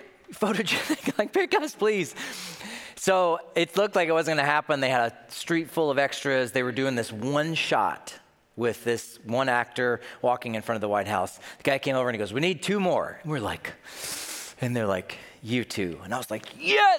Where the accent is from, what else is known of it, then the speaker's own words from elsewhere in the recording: Tennessee, United States; now in Minnesota, United States; I'm from Tennessee. I just live in Minnesota